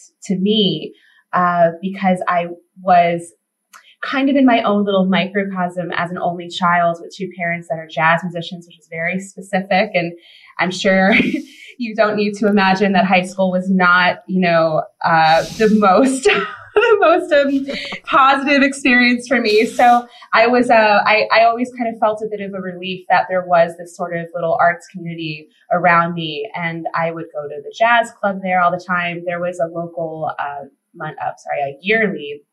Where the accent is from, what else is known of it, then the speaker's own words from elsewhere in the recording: Pocono Mountains, Pennsylvania, United States; I grew up in Pennsylvania. I grew up in the Pocono Mountains